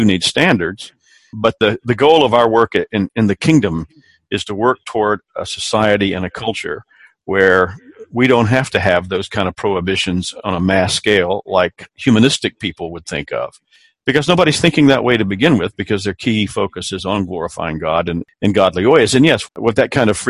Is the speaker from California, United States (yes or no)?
no; South Carolina, United States; I grew up here in South Carolina